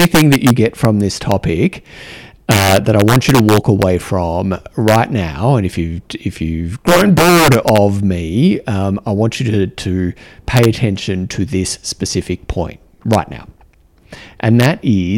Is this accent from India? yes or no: no; Australia; accent: Australian; my Australian accent